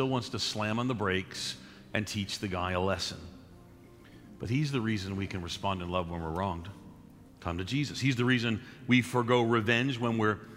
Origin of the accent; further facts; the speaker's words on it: New York City, New York, United States; I grew up in New York City